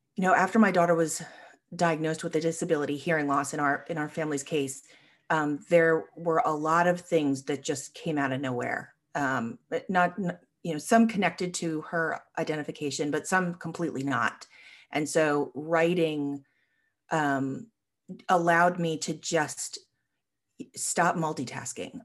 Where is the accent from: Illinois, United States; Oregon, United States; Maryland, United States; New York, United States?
New York, United States; Long Island; now in Richmond, United States; I grew up on Long Island